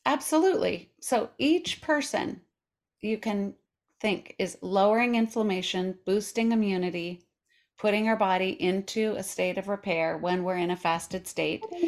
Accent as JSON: {"language": "English", "region": "Colorado", "country": "United States", "tie": "born or raised there", "also_born_or_lived": "New York City", "moved": "yes", "lives_now": "Portland, United States", "said": "I live in Portland, Oregon, but I was raised in Colorado. I lived in New York City"}